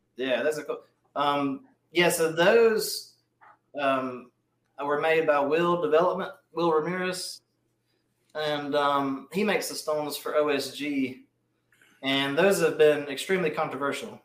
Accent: Mobile, Alabama, United States; I'm from Mobile, Alabama

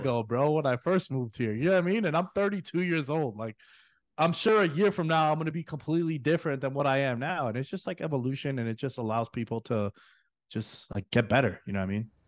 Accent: New York City, New York, United States; moved away; girls that I grew up with back in New York City

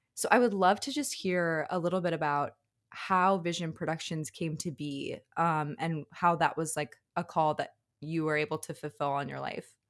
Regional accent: Chicago, Illinois, United States; I'm from Chicago

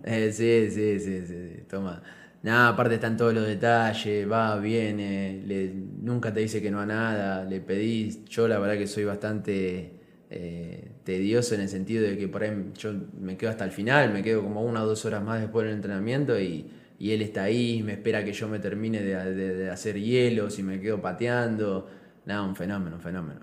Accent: Argentina; moved away as an adult; now in San Cristóbal, Venezuela

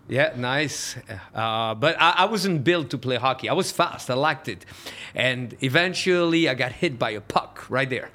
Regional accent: Switzerland; moved away; I grew up in Switzerland

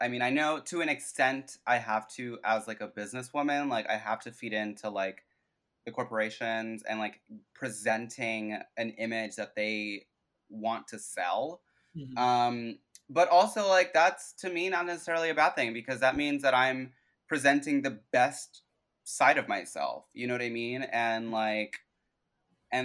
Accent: New York, United States; growing up in New York

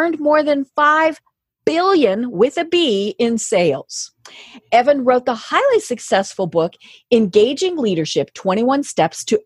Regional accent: Midwest, United States; I'm from the Midwest, and so I'm familiar with co-ops, but they were farmer co-ops

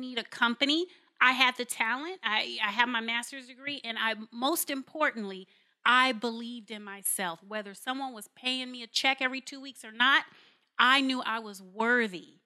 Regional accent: Carson, California, United States; moved away as an adult; I'm born and raised in Los Angeles, California, in a park called Carson

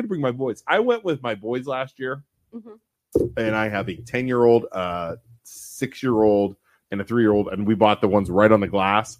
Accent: Poland, Ohio, United States; also born or lived in Youngstown, Ohio; We are from Poland, Ohio

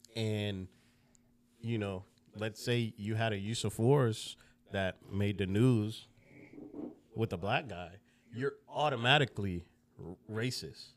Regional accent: Broward County, South Florida, United States; also born or lived in Jamaica / Lauderhill, Florida / Davie, Florida; I grew up in Broward County, um, which is, if you don't know, it's north of Miami.

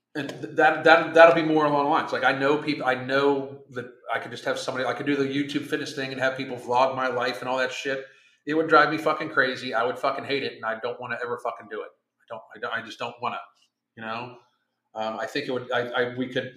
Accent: Pittsburgh, Pennsylvania, United States; moved away; I'm from Pittsburgh

